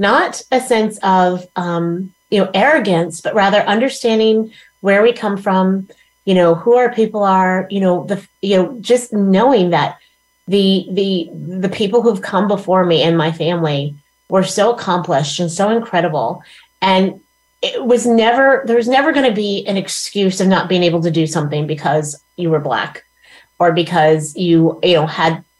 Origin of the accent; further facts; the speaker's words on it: Plano, Texas, United States; I grew up in Plano, Texas